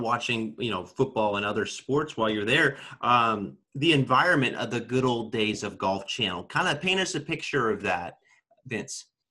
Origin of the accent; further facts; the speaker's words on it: Sacramento, California, United States; moved away as an adult; now in Washington, D.C., United States; I grew up in Sacramento, California